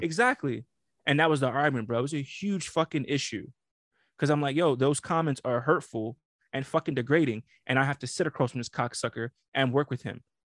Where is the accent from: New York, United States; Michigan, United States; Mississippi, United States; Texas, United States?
New York, United States; I'm from New York.